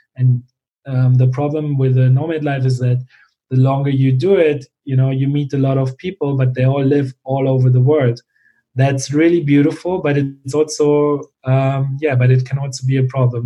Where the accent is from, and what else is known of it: Germany; born or raised there; moved away as an adult